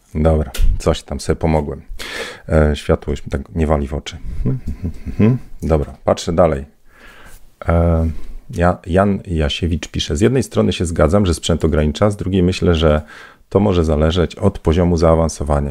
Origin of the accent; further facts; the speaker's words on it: Bydgoszcz, Kuyavian-Pomeranian Voivodeship, Poland; Ja z Bydgoszczy